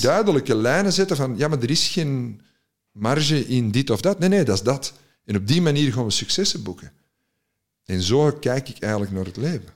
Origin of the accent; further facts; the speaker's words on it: Antwerp, Flanders, Belgium; als Antwerpenaar in Gent